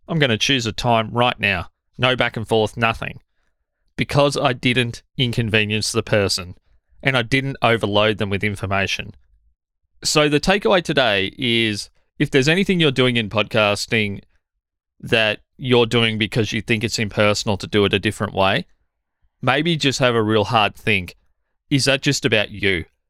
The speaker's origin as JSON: {"language": "English", "country": "Australia", "said": "as an Australian"}